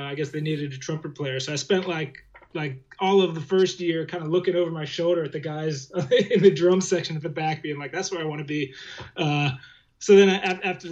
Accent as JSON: {"language": "English", "town": "Fredericksburg", "region": "Virginia", "country": "United States", "tie": "born or raised there", "said": "I grew up in Fredericksburg, Virginia"}